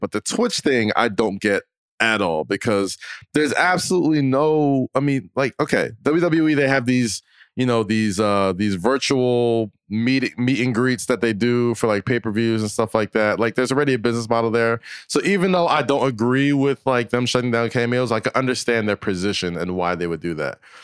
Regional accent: United States; I'm an American

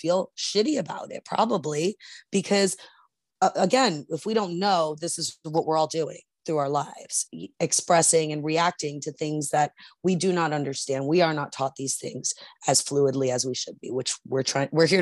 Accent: New York, United States; I'm from New York

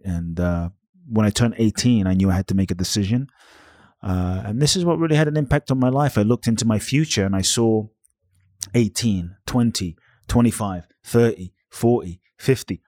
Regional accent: London, United Kingdom; moved away as an adult; also born or lived in Ghana; now in Los Angeles, United States; I was born in Ghana, West Africa, fathers from Ghana, mothers Japanese, grew up in London

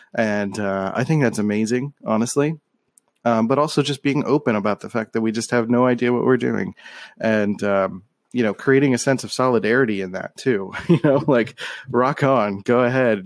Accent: Philadelphia, Pennsylvania, United States; moved away as an adult; growing up in Philly, you're kind of, like, in this encapsulated echo chamber

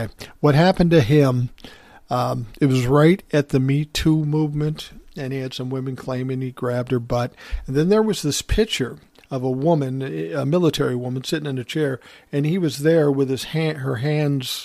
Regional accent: Minneapolis, Minnesota, United States; I grew up in South Minneapolis

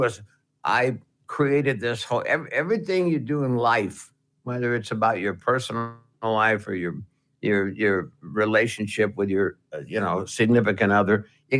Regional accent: New Jersey, United States; Well, I'm from New Jersey. And I know I've heard your station, and I could really be good.

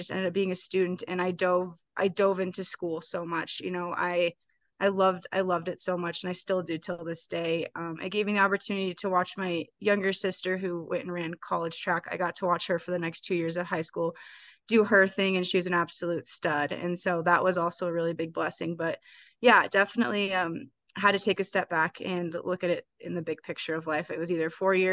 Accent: Missoula, Montana, United States; Missoula was a great town to grow up

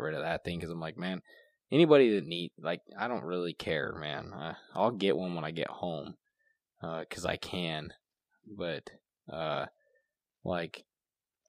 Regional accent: United States; as an American

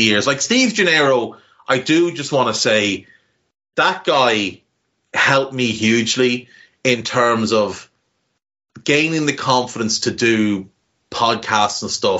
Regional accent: Navan, Leinster, Ireland; accent: Navan; horrible, scummy Navan accent

